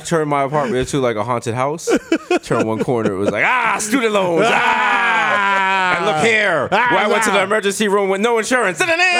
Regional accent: Jamaica; I'm Jamaican.

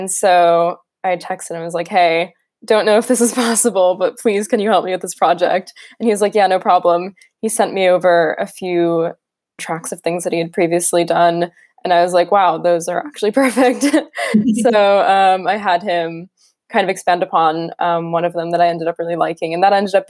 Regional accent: New York, United States; now in London, United Kingdom; I'm from New York originally

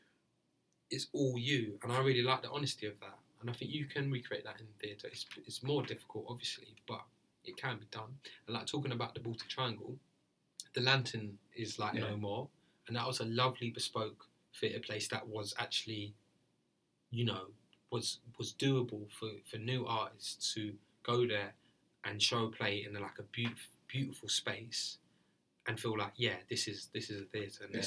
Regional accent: London, United Kingdom; I'm from Deptford

